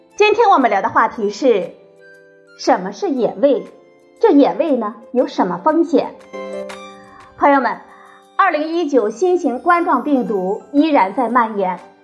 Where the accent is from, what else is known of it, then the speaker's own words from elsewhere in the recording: China; 我们中国人